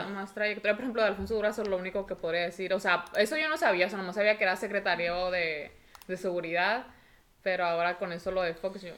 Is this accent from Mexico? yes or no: yes; Mexico